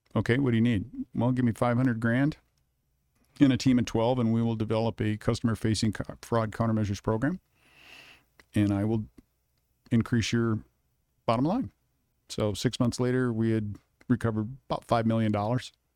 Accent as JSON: {"language": "English", "town": "Kalamazoo", "region": "Michigan", "country": "United States", "tie": "born or raised there", "also_born_or_lived": "Detroit, Michigan / Tempe, Arizona", "moved": "as an adult", "lives_now": "Arizona, United States", "said": "moved back to Kalamazoo and, uh, was raised there almost all my life"}